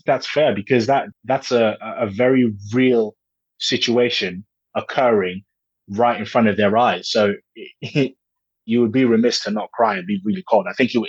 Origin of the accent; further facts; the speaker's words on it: Nigeria; now in England; Like I said, I come from Nigeria and I moved to England.